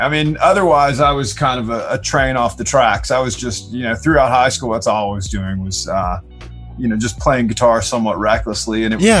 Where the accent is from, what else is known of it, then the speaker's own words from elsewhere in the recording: the South, United States; moved away; I was a kid from the South